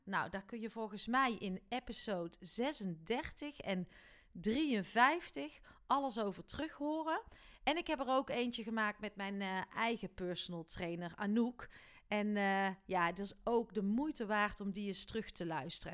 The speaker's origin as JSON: {"language": "Dutch", "region": "North Brabant", "country": "Netherlands", "said": "mij dan als Brabander"}